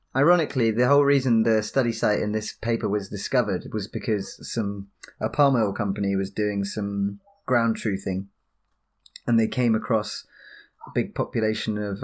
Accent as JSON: {"language": "English", "town": "High Wycombe", "region": "South East England", "country": "United Kingdom", "moved": "yes", "said": "I live, uh, I'm from High Wycombe near London"}